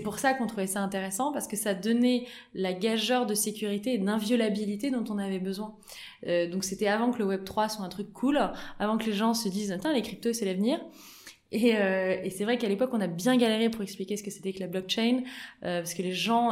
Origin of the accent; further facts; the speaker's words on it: Auvergne-Rhône-Alpes, France; moved away; also born or lived in United States; on est natifs d'Auvergne